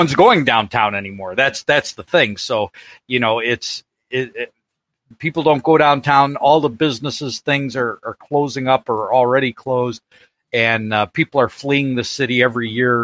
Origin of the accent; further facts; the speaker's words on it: Chicago, Illinois, United States; I was born in Chicago. I lived in Chicago